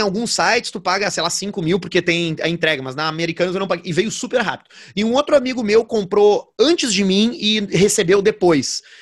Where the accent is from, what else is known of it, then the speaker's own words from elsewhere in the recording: Rio Grande do Sul, Brazil; A gente nasceu no Brasil e a gente nasceu no Rio Grande do Sul.